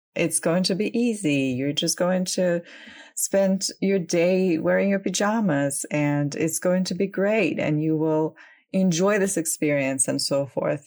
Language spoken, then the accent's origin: English; Crimea, Ukraine; I am originally from Ukraine. Um, I was born and grew up there.